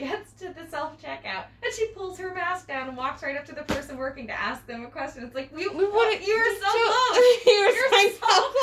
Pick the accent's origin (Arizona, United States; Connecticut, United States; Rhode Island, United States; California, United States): Rhode Island, United States; moved away; I'm from Rhode Island